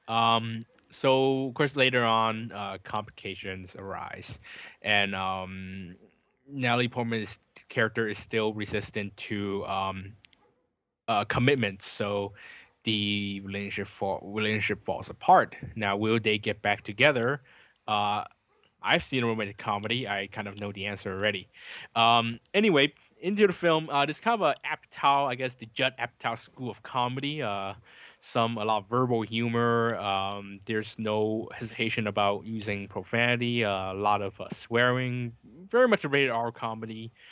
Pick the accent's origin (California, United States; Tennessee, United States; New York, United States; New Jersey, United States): California, United States; as a Californian